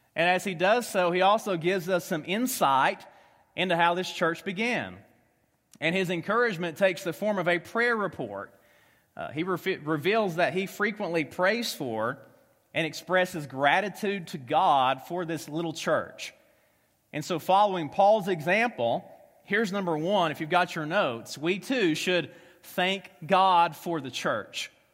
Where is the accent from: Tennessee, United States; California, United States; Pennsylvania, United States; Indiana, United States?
Tennessee, United States; accent: Southern; moved away as an adult; also born or lived in Kentucky; now in Omaha, United States; I am from Tennessee, uh, spent the last ten years in Kentucky, so if you have a hard time understanding a Southern ax-, accent